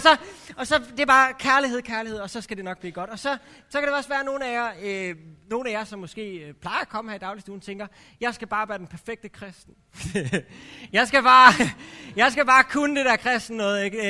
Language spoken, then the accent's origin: Danish; Herning, Central Denmark Region, Denmark; now in Aarhus, Denmark; jeg kommer fra, helt oprindeligt kommer jeg fra Herning, så jeg er sådan lidt tæt på Vestjylland